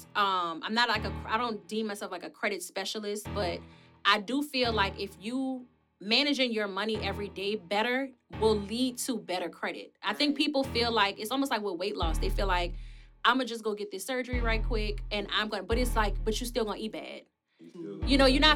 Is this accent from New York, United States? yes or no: no; New Orleans, Louisiana, United States; also born or lived in West Bank, New Orleans; I'm from New Orleans East, but we did move to the West Bank